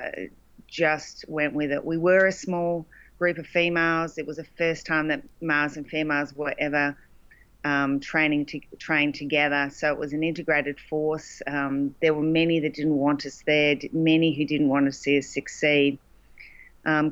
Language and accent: English; Loxton, South Australia, Australia; moved away; Loxton, which was the town I grew up